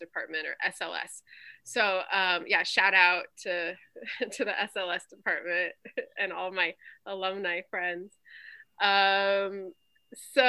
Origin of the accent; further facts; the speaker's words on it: Crystal Lake, Illinois, United States; moved away as an adult; also born or lived in Arizona / Germany / Hawaii; I grew up in Crystal Lake, Illinois